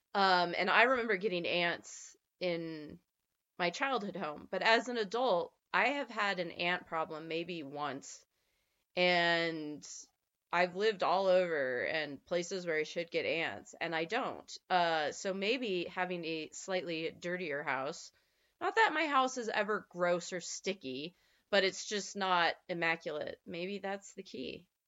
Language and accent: English; eastern Nevada, United States; moved away; I grew up on the eastern side of Nevada